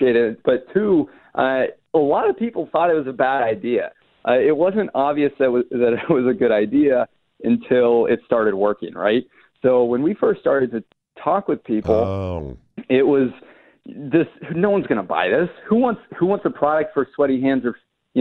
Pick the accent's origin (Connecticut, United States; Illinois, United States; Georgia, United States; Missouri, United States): Georgia, United States; Atlanta; also born or lived in Chapel Hill, North Carolina; I'm from Atlanta